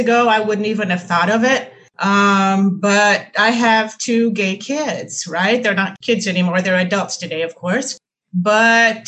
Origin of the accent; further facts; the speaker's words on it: Recife, Pernambuco, Brazil; I'm from Recife.